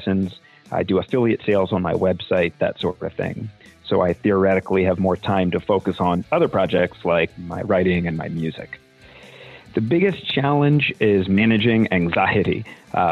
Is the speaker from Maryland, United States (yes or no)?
yes; Annapolis, Maryland, United States; I'm from Annapolis, Maryland, and I own Severn River Music